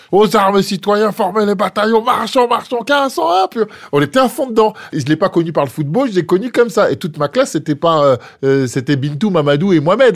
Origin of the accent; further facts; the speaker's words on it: France; je suis français